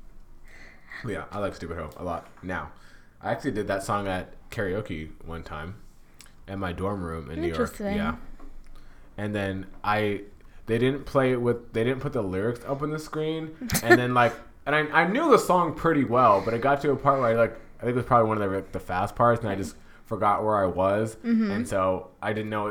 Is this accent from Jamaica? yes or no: yes; Jamaica; I'm Jamaican